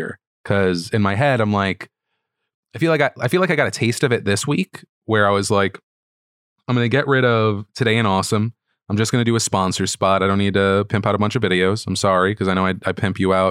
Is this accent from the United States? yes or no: yes; United States; being an American